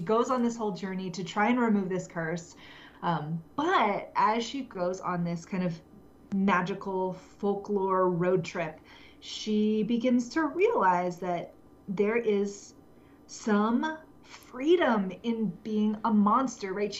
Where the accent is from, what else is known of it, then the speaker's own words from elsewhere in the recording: United States; I grew up in America and have been a cisgender woman in America for my entire life